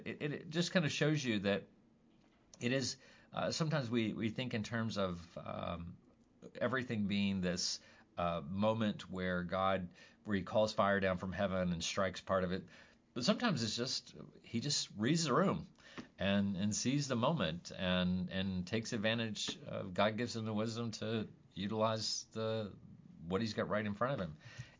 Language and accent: English; Jackson, Missouri, United States; Like, we're all from Jackson.